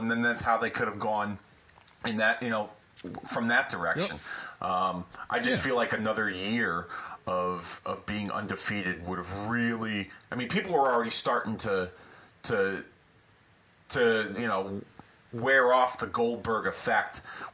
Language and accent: English; Hartford, Connecticut, United States; my hometown of Hartford, Connecticut